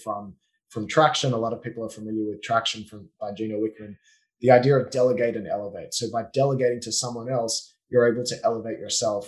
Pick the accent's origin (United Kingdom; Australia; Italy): Australia; moved away as an adult; now in Israel; I grew up in Australia until I was 19, born and bred, and that's my accent, and moved to Israel when I was 19